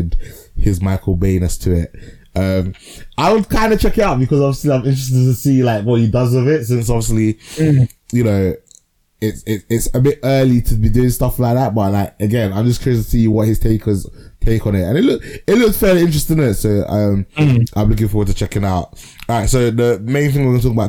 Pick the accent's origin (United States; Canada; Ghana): Ghana; …'s like a super typical Ghanaian name, which is where me and Martin are from